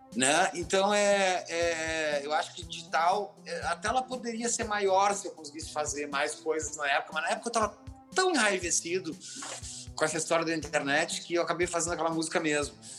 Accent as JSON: {"language": "Portuguese", "area": "Gaúcho", "region": "Rio Grande do Sul", "country": "Brazil", "said": "a gente é gaúcho"}